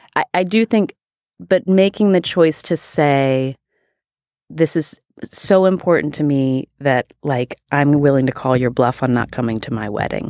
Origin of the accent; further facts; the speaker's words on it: West Virginia, United States; I am from West Virginia